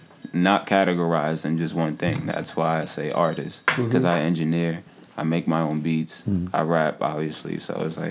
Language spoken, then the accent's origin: English; Jersey City, New Jersey, United States; I'm from Jersey City, man. Born and raised.